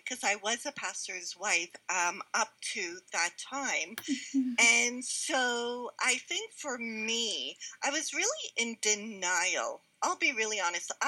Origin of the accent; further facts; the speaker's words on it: Montreal, Quebec, Canada; moved away; I was born and raised in Montreal. So I'm a city girl.